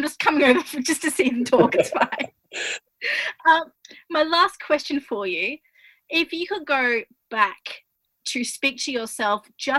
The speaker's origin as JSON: {"language": "English", "country": "Australia", "said": "you can tell that I'm Australian"}